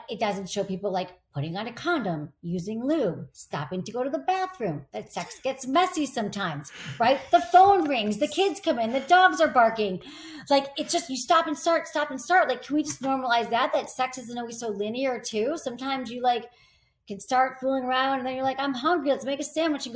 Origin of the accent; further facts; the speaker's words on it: Michigan, United States; I grew up in Michigan